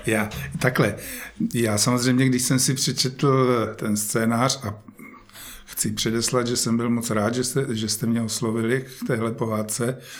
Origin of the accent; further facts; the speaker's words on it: Žďár nad Sázavou, Vysočina Region, Czechia; moved away; tam, kde já jsem prožil svoje dětství ve Žďáře